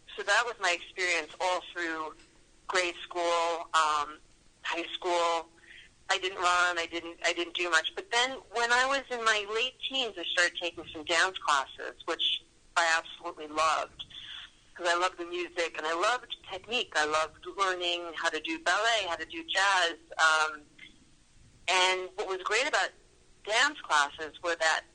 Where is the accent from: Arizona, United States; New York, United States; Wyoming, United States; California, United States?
New York, United States; Yonkers; I grew up in Yonkers, which is Westchester County.